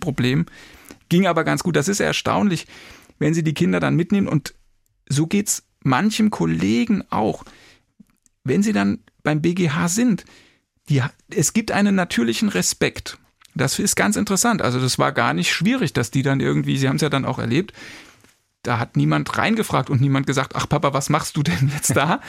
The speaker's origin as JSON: {"language": "German", "town": "Kirkel", "region": "Saarland", "country": "Germany", "tie": "born or raised there", "moved": "yes", "said": "ich komme ursprünglich aus dem Saarland, bin in Kirkel, das ist ein kleines Dorf, etwa 25 Kilometer östlich von Saarbrücken aufgewachsen"}